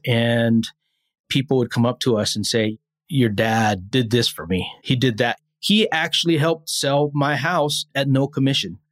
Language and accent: English; Hawaii, United States; moved away; I'm born and raised in Hawaii